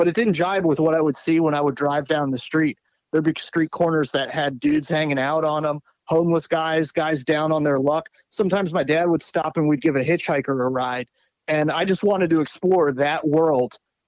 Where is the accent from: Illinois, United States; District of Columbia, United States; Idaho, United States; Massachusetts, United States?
District of Columbia, United States; Washington; born there; also born or lived in Pittsburgh / Connecticut; I'm 37 years old now, and I grew up bouncing from place to place. Started life in Washington, D.C., spent some time as a wee little one in places like Pittsburgh, Pennsylvania, Connecticut